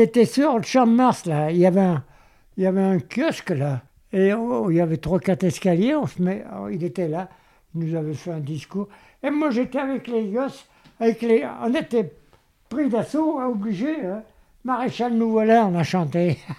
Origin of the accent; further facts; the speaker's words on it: Vienne, Auvergne-Rhône-Alpes, France; Je suis né à Vienne